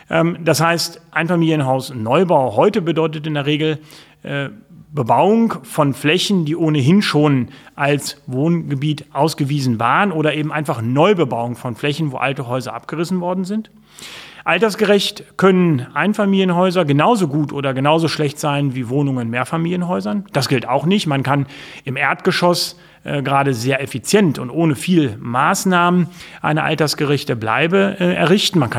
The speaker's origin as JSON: {"language": "German", "region": "Lower Saxony", "country": "Germany", "said": "bin ich, glaube ich, sehr unbayerisch als fast Norddeutscher. Äh, insofern, äh, ich glaube, ich bin ein typischer Niedersachse."}